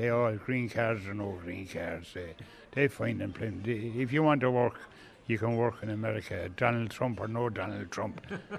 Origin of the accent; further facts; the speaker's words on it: Ballypatrick, Munster, Ireland; moved away as an adult; Ballypatrick is part of Kilcheelan and Kilcash Parish. So I grew up near Ballypatrick.